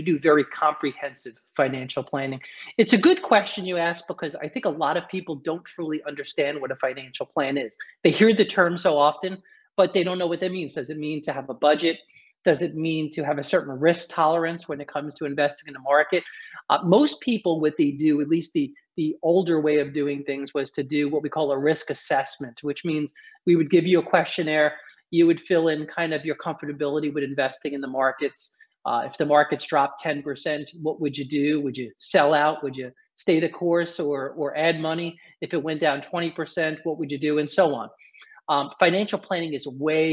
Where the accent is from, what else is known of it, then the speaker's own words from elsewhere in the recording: New York City, New York, United States; I was born and raised in New York, in the city, actually in the boroughs